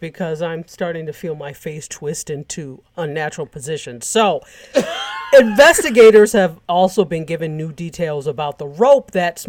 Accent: New York, United States; I'm a New Yorker

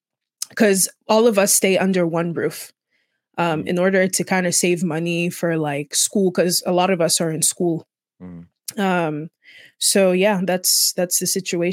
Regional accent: Equatorial Guinea; Equatorial Guinea. I'm from Equatorial Guinea. That's the only African country that has Spanish as an official language.

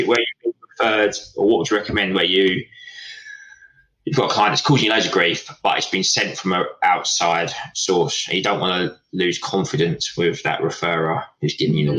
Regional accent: Essex, East of England, United Kingdom; also born or lived in Portsmouth; we're from Essex, we're inherently quite friendly

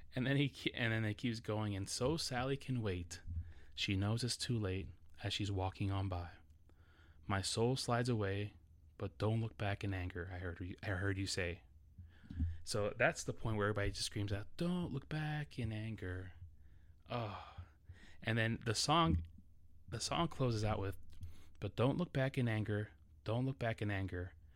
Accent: New York City, New York, United States; English is a second language; growing up in New York City

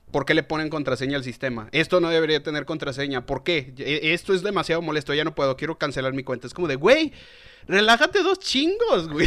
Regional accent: León, Guanajuato, Mexico; la ciudad donde soy originario, de León, Guanajuato

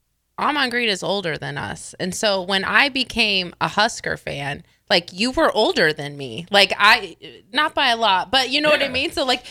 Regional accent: Iowa, United States; Yes, I grew up in Iowa. I was born in Iowa.

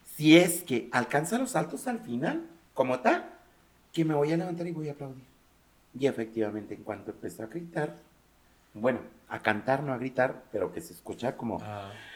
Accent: Mexico; como mexicano

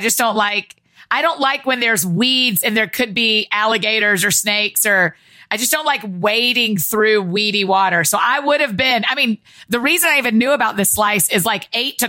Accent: Georgia, United States; growing up in Georgia

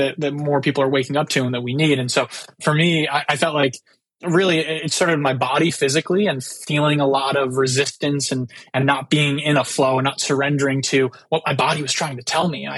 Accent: San Diego, California, United States; So I'm from San Diego, California. It's where I lived most of my life

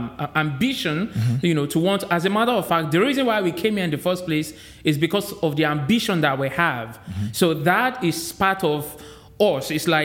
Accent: Nigeria; moved away as an adult; now in United States; I was born in Nigeria, I was made in the US.

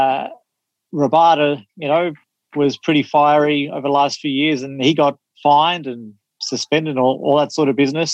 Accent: Australia; as an Australian viewer

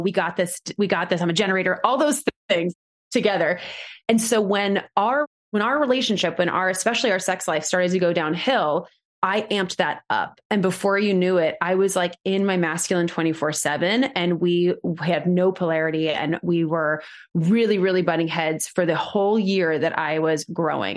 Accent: New York, United States; moved away as an adult; I'm originally from New York, and I moved back home

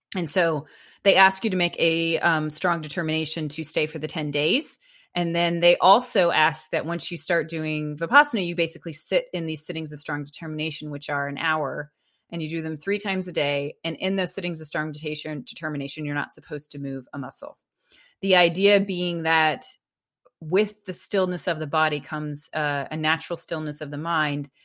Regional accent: United States; I was an American

